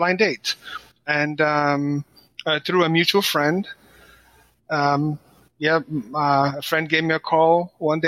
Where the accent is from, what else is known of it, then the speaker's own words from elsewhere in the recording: Nigeria; also born or lived in Washington, D.C., United States / San Francisco Bay Area, California, United States; now in Florida, United States; I was born in Washington, D.C. I am Nigerian American. My parents are Nigerian. And I schooled in Nigeria. I left D.C. when I was a kid, maybe 7 years old